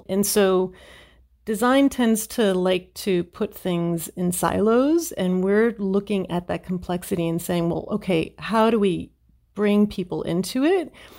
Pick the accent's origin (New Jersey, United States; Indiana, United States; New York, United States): New Jersey, United States; And I was born in New Jersey. I am what they call a Jersey girl.